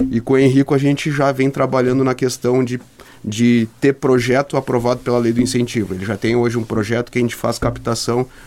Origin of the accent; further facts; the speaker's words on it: Bagé, Rio Grande do Sul, Brazil; also born or lived in Santa Catarina; a gente veio também de fora, a gente veio de Santa Catarina, apesar de eu ser gaúcho de Bagé, da minha família toda ter crescido no automobilismo.